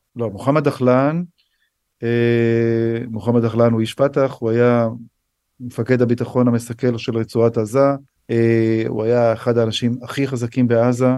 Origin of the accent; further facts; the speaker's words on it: Israel; also born or lived in United States; now in Ness Ziona, Israel; אני נולדתי פה, אני גדלתי פה, זאת מולדתי